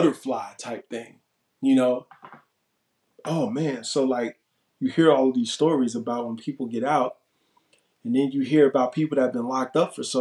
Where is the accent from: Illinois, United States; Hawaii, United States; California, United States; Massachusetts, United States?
Illinois, United States; Chicago; My parole transferred back to my home state of Illinois so I can go back to Chicago